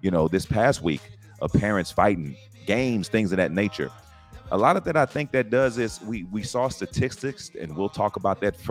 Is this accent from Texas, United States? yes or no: yes; San Antonio, Texas, United States; now in Round Rock, United States; I am originally from San Antonio, Texas, but I live in Round Rock, Texas, north of Austin